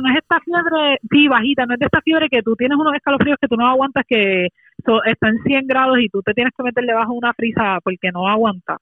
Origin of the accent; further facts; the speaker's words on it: Puerto Rico; nuestra isla